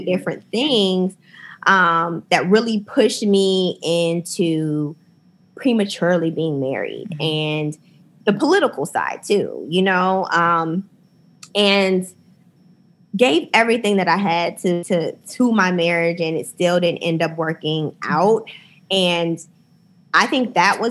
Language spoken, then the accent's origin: English; Akron, Ohio, United States; moved away; also born or lived in New York; growing up in Akron, we didn't have a ton of diversity.